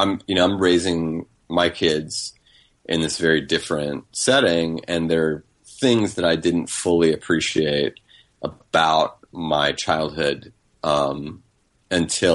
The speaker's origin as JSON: {"language": "English", "region": "North Carolina", "country": "United States", "tie": "born or raised there", "also_born_or_lived": "Denham Springs, Louisiana / Baton Rouge, Louisiana", "said": "we moved to North Carolina when I was three from Baton Rouge"}